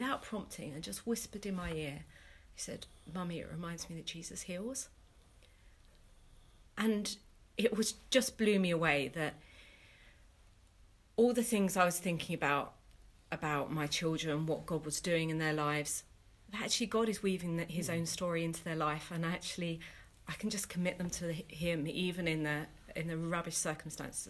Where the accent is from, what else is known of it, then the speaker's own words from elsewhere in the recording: London, United Kingdom; moved away as an adult; now in Bristol, United Kingdom; I'm originally from East London, but I got ordained 6 months ago and have moved to Bristol with my family.